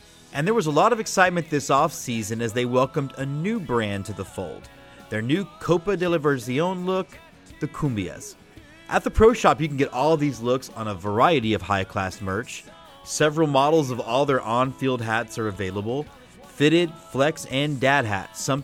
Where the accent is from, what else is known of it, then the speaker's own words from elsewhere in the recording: Corpus Christi, Texas, United States; the connection to my hometown team